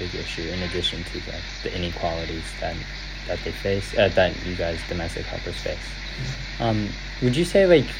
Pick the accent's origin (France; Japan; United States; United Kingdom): United States; I'm an American citizen